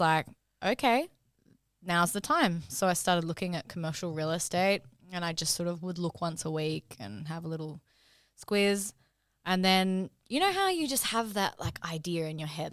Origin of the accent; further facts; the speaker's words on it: Brisbane, Queensland, Australia; moved away as an adult; now in Sydney, Australia; I'm from Brisbane originally. Um, so I did uni up there. and then, um, came to Sydney.